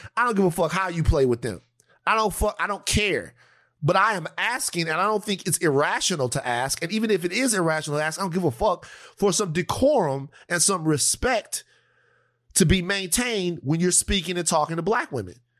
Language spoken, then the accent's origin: English; Louisiana, United States; I'm from Louisiana